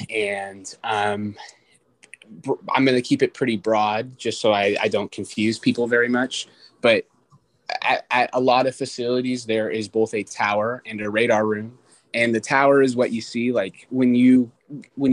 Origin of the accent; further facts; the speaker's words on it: Renton, Washington, United States; also born or lived in Kirkland, Washington / Yuma, Arizona; I was born and raised in Kirkland, Washington, and then I spent pretty much everything from middle school onwards here in Renton, Washington